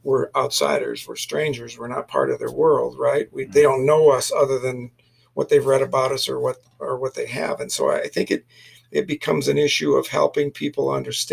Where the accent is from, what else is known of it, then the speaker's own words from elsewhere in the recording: Flint, Michigan, United States; moved away; I'm a city boy. I'm from Flint, Michigan.